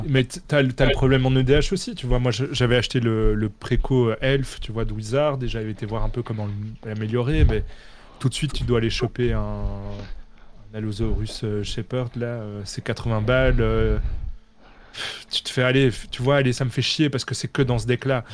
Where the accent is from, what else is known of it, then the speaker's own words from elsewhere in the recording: Belgium; comme je suis belge